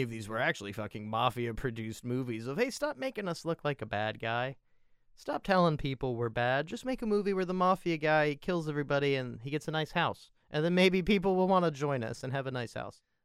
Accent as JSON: {"language": "English", "country": "United States", "said": "As an American"}